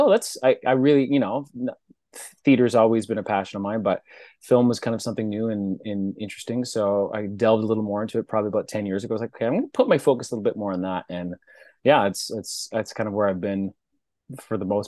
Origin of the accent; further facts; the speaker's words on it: Regina, Saskatchewan, Canada; moved away as an adult; now in Toronto, Canada; I'm a prairie boy from Regina, Saskatchewan, which is like the middle of the country, just like above Montana. So prairie, flat prairie, born and raised there